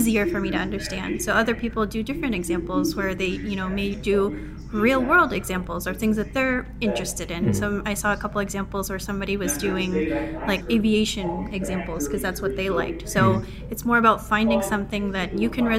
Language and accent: English; Philippines; I'm a Filipino software engineer